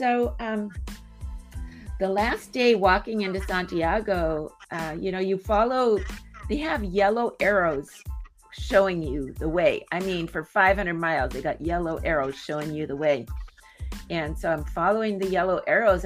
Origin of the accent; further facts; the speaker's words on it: San Diego, California, United States; I'm from San Diego